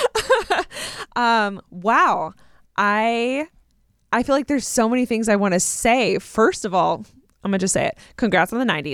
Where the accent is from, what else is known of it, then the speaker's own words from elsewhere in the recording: Southern California, United States; I grew up in Southern California.